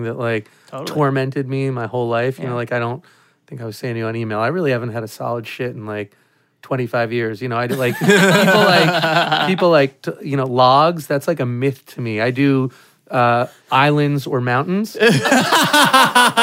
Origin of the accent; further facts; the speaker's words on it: New York City, New York, United States; my house in New York City. I'm from New York